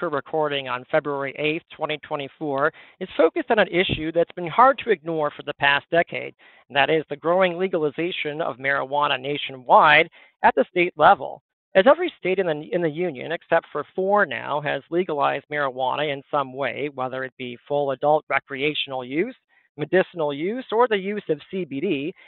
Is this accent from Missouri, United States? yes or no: no; Western Massachusetts, United States; I grew up in Western Massachusetts